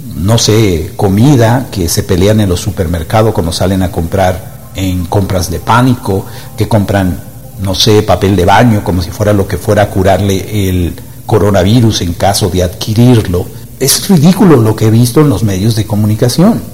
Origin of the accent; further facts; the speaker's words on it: Dominican Republic; yo soy de República Dominicana, una isla del Caribe la isla del merengue y de la bachata.